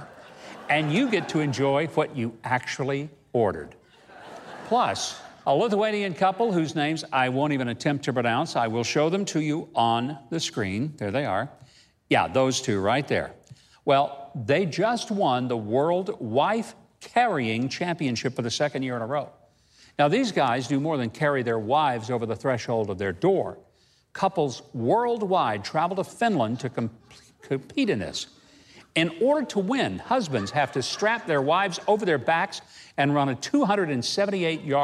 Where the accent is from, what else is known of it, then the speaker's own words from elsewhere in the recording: Arkansas, United States; my home state of Arkansas